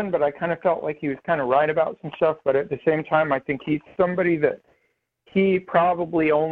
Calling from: Florida, United States; I'm … from Florida.

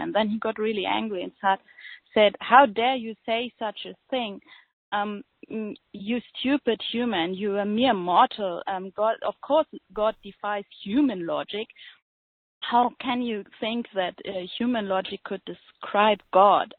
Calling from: Germany; I'm calling from Germany

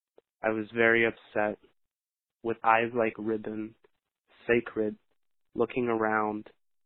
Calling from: Shepherdstown, West Virginia, United States; I'm calling from Shepherdstown, West Virginia.

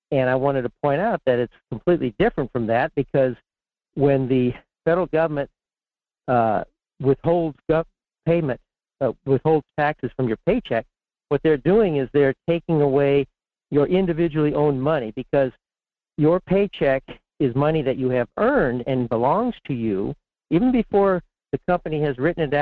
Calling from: Fairbanks, Alaska, United States; in Fairbanks.

